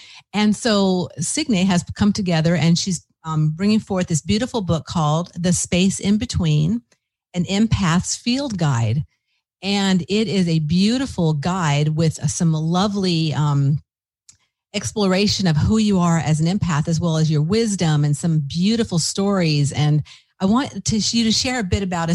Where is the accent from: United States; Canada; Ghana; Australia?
United States; Los Angeles, California; moved away; I'm from Los Angeles and I've gone back throughout the years